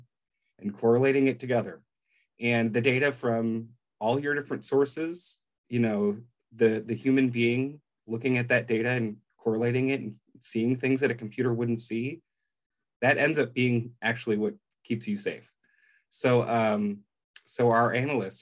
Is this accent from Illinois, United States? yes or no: yes; Chicago, Illinois, United States; now in Omaha, United States; I'm originally from Chicago. These days, I live out in Omaha, Nebraska